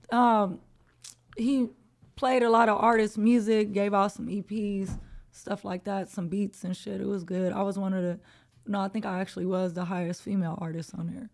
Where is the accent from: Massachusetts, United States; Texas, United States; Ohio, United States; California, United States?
California, United States; Los Angeles; I'm born and raised in Los Angeles, California, uh, South Central to be exact